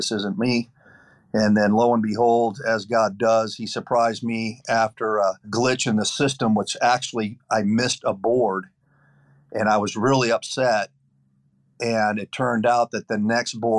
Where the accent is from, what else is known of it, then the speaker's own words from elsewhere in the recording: Lake Arrowhead, California, United States; moved away as an adult; also born or lived in Quito, Ecuador; I was born and raised in Southern California in the mountains, Lake Arrowhead